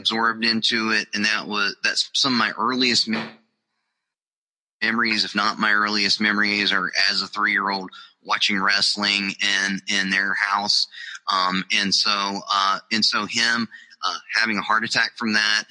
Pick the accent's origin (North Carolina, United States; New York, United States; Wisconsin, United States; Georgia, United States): North Carolina, United States; Charlotte; I grew up in Charlotte, North Carolina, home of Jim Crockett Promotions